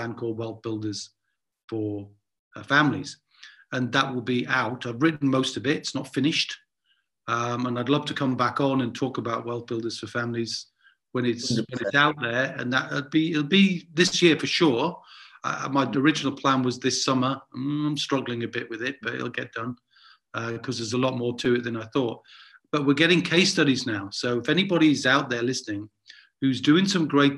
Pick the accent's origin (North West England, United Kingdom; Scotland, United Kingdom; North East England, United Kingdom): North East England, United Kingdom; Newcastle upon Tyne; when I was growing up in Newcastle and I asked my dad about money, I'd get a clip round the ear